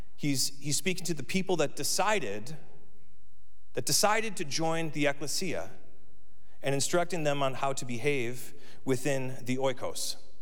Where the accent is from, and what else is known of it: United States